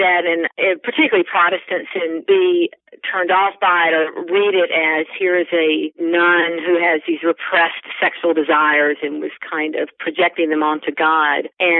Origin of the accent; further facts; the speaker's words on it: Fayetteville, North Carolina, United States; moved away; also born or lived in Louisville / Indiana / Richmond; I grew up in Fayetteville, North Carolina, in the Baptist tradition, raised by very faithful Christian parents, and I'm still Baptist, of course.